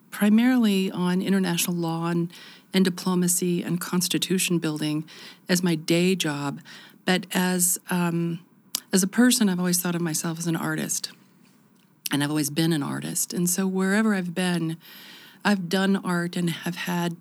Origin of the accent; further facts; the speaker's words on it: Lincoln, Nebraska, United States; moved away as an adult; also born or lived in Washington, D.C. / Sweden; I grew up in Lincoln, and I went to undergraduate school here